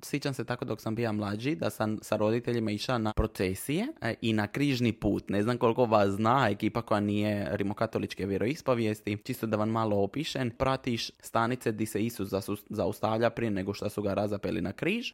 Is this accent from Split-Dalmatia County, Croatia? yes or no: yes; Trogir, Split-Dalmatia County, Croatia; Marija i ja smo odrasli u Trogiru